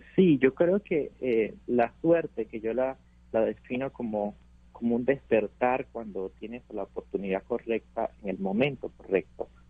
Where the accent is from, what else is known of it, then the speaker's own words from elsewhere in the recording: Venezuela; now in United States; mi país